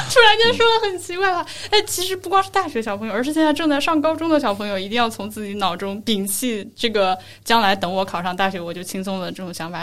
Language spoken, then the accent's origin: Chinese; Hubei, China; 我是湖北的学生嘛，嗯。而且是湖北小城市的学生